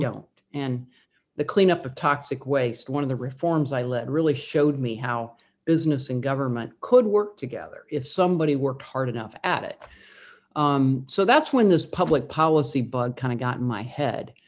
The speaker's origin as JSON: {"language": "English", "region": "Indiana", "country": "United States", "tie": "born or raised there", "said": "I grew up in the Midwest, I grew up in Indiana"}